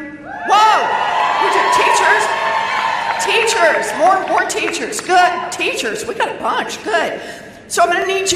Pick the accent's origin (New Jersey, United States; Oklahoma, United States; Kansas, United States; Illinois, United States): Oklahoma, United States; moved away; I was born and raised in Oklahoma.